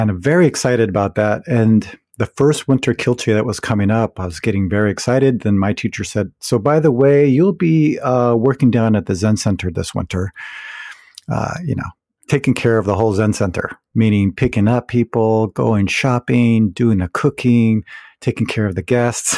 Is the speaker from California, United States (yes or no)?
yes; California, United States; moved away; also born or lived in Providence / Berkeley; I'm originally from California, so, you know, California always felt like home